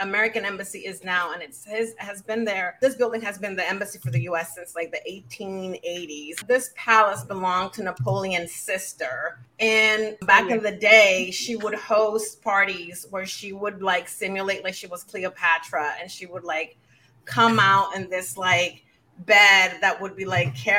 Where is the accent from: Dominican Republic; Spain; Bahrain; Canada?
Dominican Republic; moved away as an adult; now in New York City, United States; growing up in the Dominican Republic